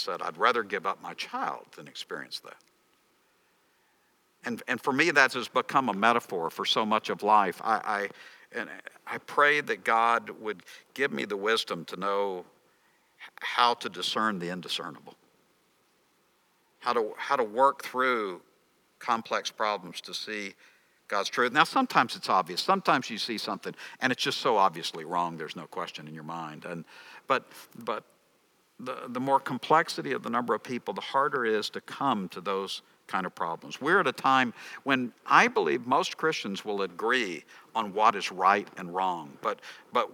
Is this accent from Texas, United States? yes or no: yes; Texas, United States; I'm from Texas. In Texas, we wear our jeans too long